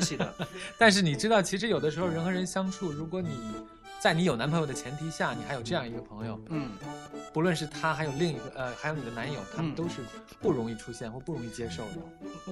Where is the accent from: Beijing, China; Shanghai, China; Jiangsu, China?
Beijing, China; 因为我是在北京长大的